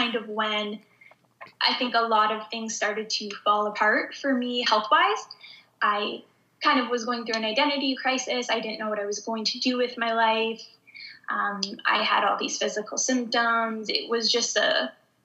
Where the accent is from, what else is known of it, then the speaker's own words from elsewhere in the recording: Southern Ontario, Canada; I grew up in Southern Ontario. So anyone who's familiar with Canada, I grew up in like the most southern spot in Canada. It's actually close to Detroit, Michigan